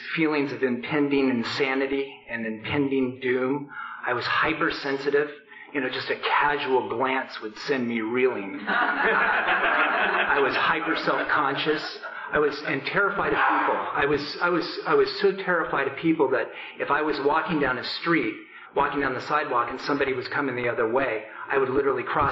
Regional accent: Portland, Oregon, United States; I grew up in Portland

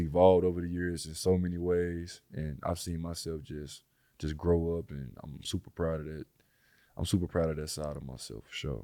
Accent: Little Rock, Arkansas, United States; moved away; I come from Little Rock, Arkansas. I didn't, I done stayed in eighteen houses growing up

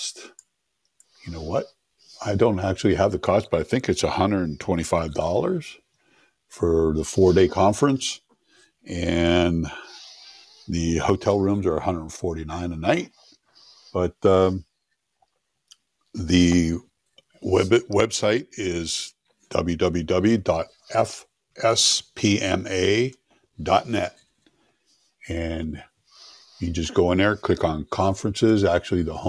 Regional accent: southwestern Pennsylvania, United States; moved away as an adult; I was born in southwestern Pennsylvania, small coal mining town. And that's where I spent my first 30 years of my life

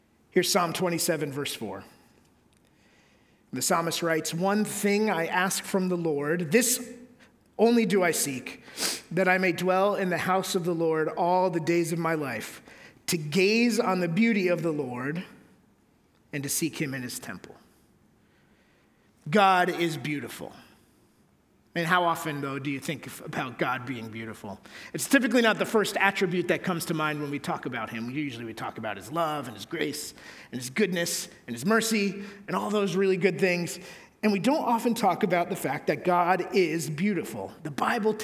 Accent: Connecticut, United States; where I grew up in Connecticut

